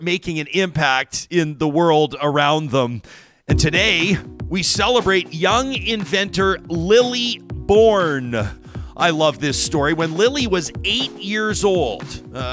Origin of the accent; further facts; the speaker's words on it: Calgary, Alberta, Canada; My first job in media was for the Calgary Herald